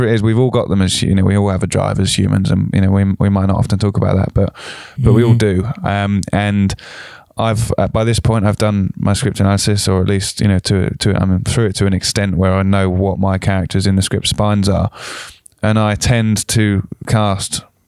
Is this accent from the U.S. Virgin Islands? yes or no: no; South of England, United Kingdom; as me being a Southerner or any Southern listeners sometimes can paint the North with one brush.